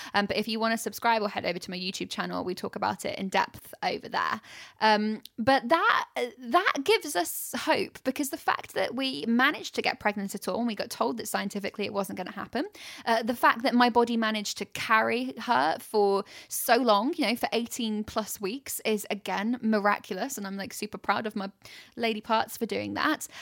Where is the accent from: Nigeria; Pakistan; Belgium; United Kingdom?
United Kingdom; we're so British